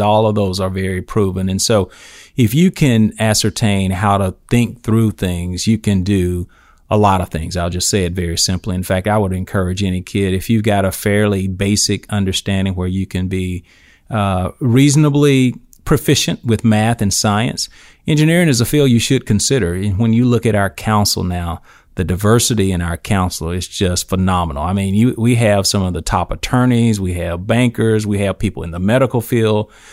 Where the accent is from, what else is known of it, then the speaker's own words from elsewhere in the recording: Eufaula, Alabama, United States; I grew up in Eufaula, Alabama, uh, Barber County